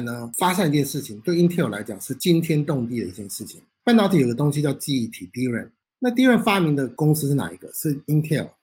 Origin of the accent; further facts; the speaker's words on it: Taiwan; now in Canada; 我们台湾人